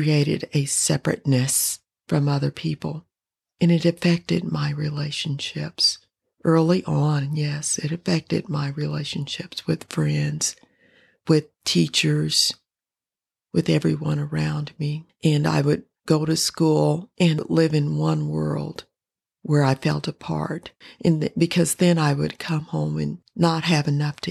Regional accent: Denver, Colorado, United States; I grew up in Denver, Colorado.

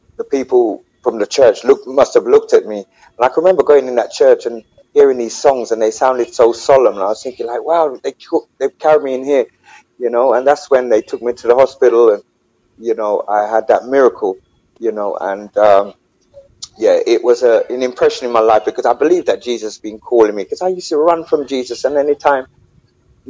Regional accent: London, United Kingdom; also born or lived in Clarendon, Jamaica; I'm just a little singer man from out of London City

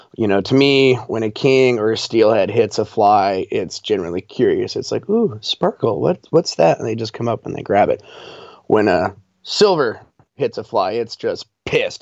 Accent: Colorado, United States; moved away as an adult; now in Alaska, United States; I'm from Colorado

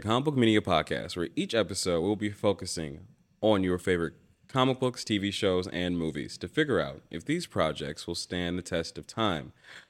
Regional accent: Detroit, Michigan, United States; I think growing up for me, because I was a kid from Detroit in America, and seeing a lot of other like Black individuals who loved the X-Men

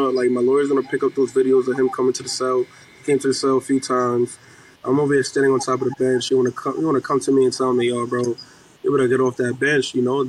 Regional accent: New York City, New York, United States; I'm from East New York. I see that you're from East New York as well.

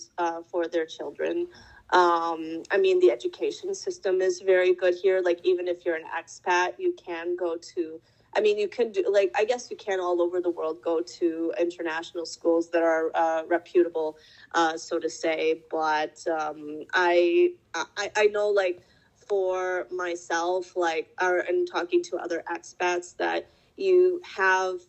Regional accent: Michigan, United States; moved away as an adult; now in Denmark; I come from Michigan, from the countryside

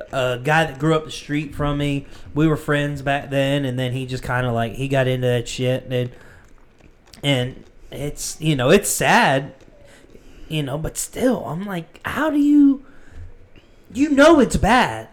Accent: Butler, United States; moved away as an adult; I moved here from Butler

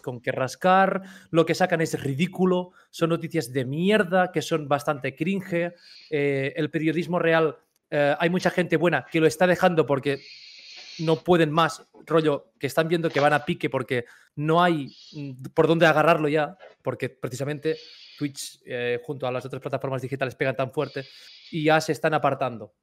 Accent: Catalonia, Spain; los catalanes pagando peaje todas nuestras vidas hasta hace poco

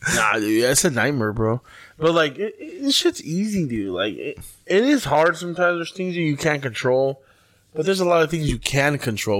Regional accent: Mexicali, Baja California, Mexico; we're from Compuertas

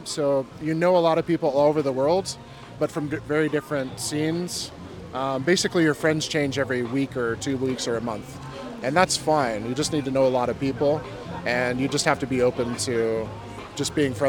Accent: Alaska, United States; born there; also born or lived in Hawaii; I was born in Alaska, USA, and I lived in Hawaii before I went nomadic.

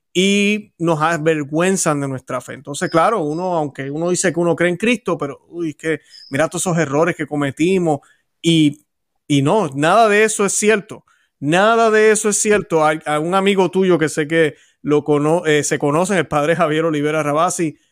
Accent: Puerto Rico; los que hemos nacido en países católicos, yo que soy de Puerto Rico

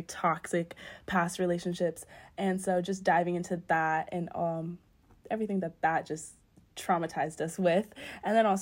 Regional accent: Northern Virginia, United States; I'm from Northern Virginia

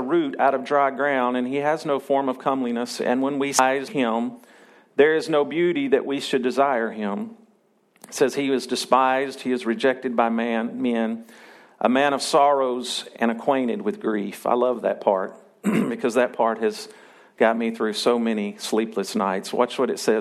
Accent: Arkansas, United States; I'm still Arkansan, and I was born and raised here, and this is my hometown, and I love Arkansas

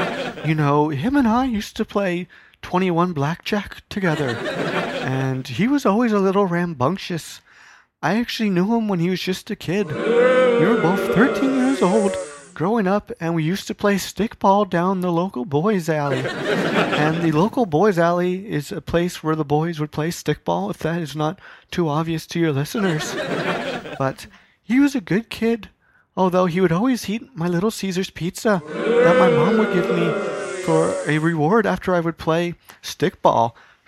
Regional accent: Brampton, Ontario, Canada; I am from Brampton. I know all about that.

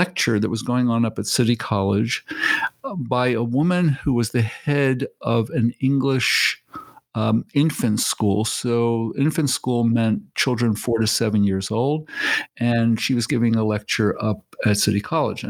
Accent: New York City, New York, United States; also born or lived in Maine; I was put into schools in Bedford-Stuyvesant in Brooklyn, which is where I'm from

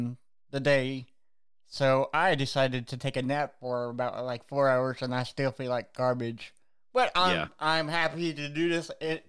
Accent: Austin, Texas, United States; born there; And then here we are doing bands from Texas, which is the state that I'm from. I was born in Austin, Texas.

